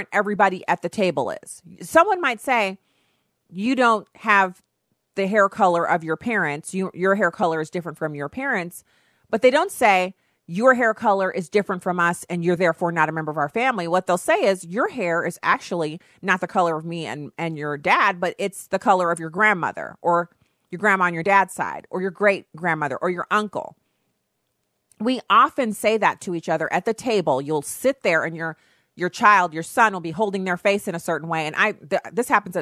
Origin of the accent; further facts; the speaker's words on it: United States; I'm an American